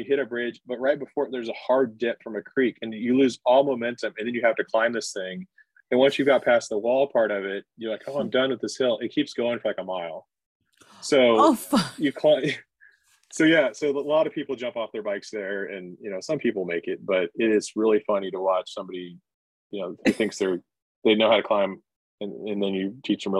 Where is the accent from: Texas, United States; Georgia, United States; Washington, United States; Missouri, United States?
Missouri, United States; Smithville